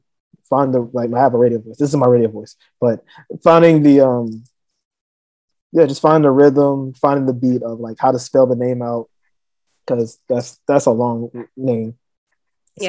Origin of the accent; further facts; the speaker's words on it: North Carolina, United States; I'm from North Carolina